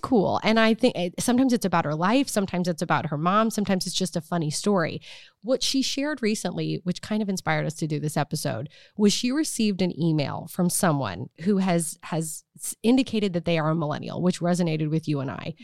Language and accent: English; Nebraska, United States; born or raised there; moved away